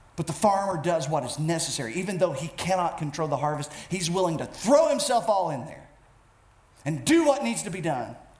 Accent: United States

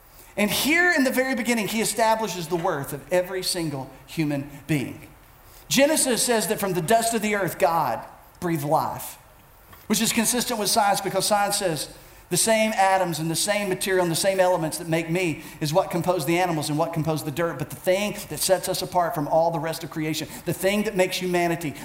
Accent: United States; I as an American

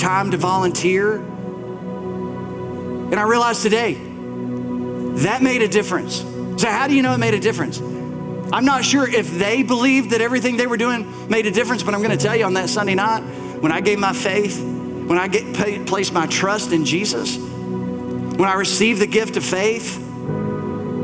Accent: Bell County, Kentucky, United States; the church that I grew up in Bell County, little brick church, white steeple, about 100, 120 people, my whole childhood

